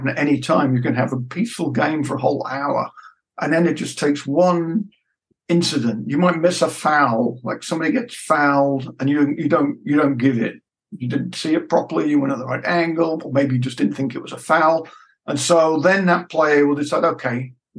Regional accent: United Kingdom; moved away as an adult; now in Frankfurt, Germany; I'm from Britain originally

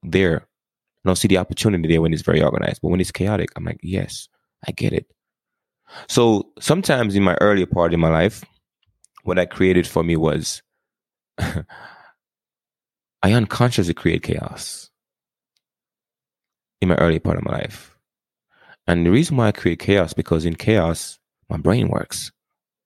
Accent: Jamaica; moved away; I grew up in Jamaica. I mean, I learned English growing up, but we speak something else.

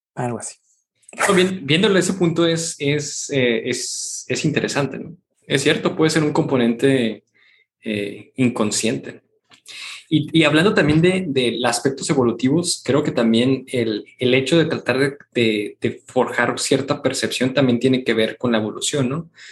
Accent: Mexico; nosotros somos mexicanos

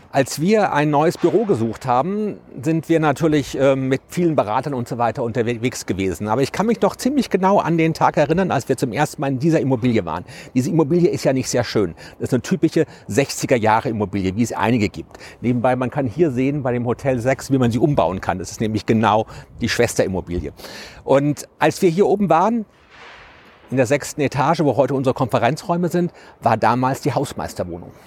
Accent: Frankfurt, Hesse, Germany; ich als Baby in Bockenheim nicht weit von hier auf die Welt gekommen bin

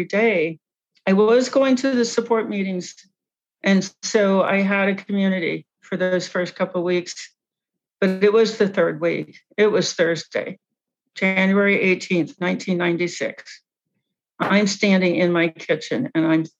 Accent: Cincinnati, Ohio, United States; I grew up in Cincinnati

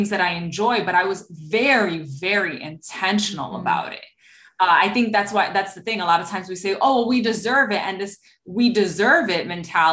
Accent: New York City, New York, United States; I'm obviously from New York City

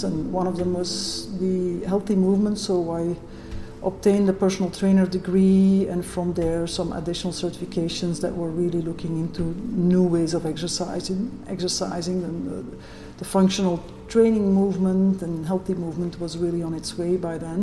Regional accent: Brussels, Brussels-Capital Region, Belgium; moved away as an adult; now in Okanagan, Canada; I'm originally from Europe. I was born in Brussels and moved to Canada about 2 years ago now.

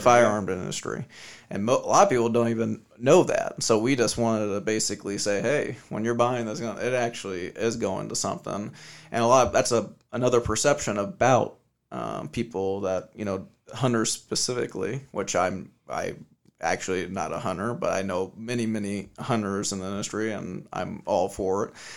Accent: Las Vegas, Nevada, United States; I'm born and raised in Vegas

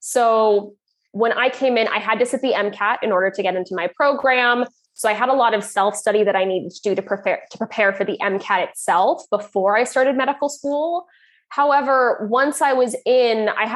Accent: Canada; moved away as an adult; now in Ireland; I'm Canadian

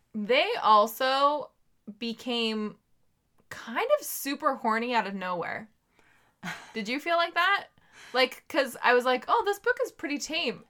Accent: Sacramento, California, United States

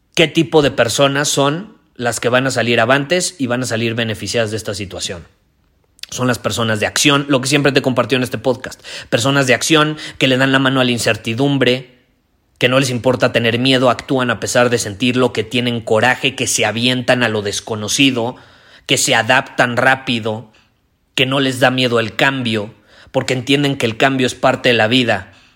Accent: Mexico

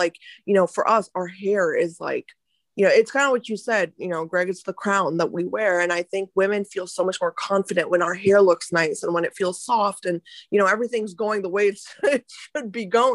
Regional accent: India; when I was growing up, you know, I was in India, I was born in India

